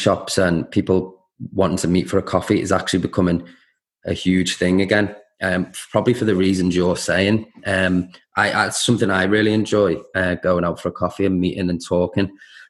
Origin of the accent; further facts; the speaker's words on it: Liverpool, North West England, United Kingdom; I'm from Liverpool, both my side's ancestry both come from Ireland